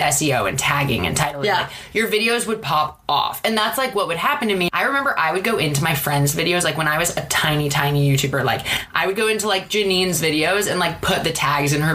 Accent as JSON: {"language": "English", "town": "Seattle", "region": "Washington", "country": "United States", "moved": "as an adult", "lives_now": "Los Angeles, United States", "said": "I'm from Seattle and moved to LA in 2011 for film school"}